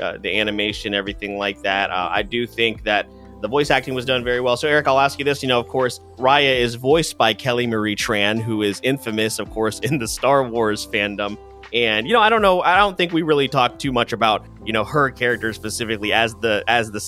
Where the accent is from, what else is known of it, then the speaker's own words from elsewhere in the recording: Philippines; me being Filipino